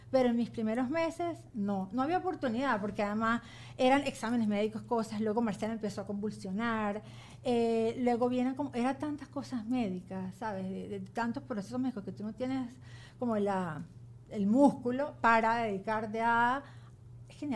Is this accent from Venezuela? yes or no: yes; Venezuela; moved away; yo tuve hasta que me vine de Venezuela